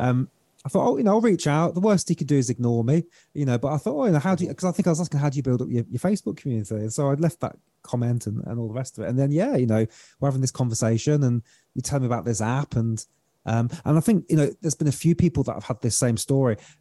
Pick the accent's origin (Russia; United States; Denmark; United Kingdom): United Kingdom; accent: British; my beautiful British accent